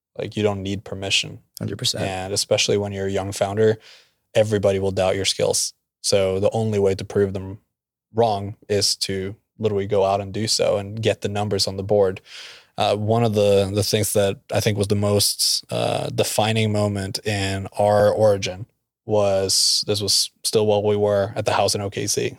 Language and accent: English; Norway; also born or lived in Oklahoma; now in Tulsa, United States; I'm from Norway, uh, but met at OU by chance